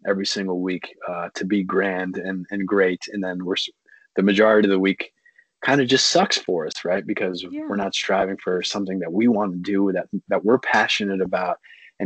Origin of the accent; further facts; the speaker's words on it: Pakistan; I grew up from in Pakistan